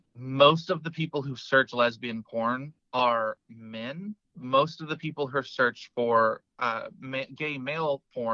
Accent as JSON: {"language": "English", "region": "Georgia", "country": "United States", "tie": "born or raised there", "moved": "yes", "lives_now": "Virginia, United States", "said": "my home state of Georgia is big ass."}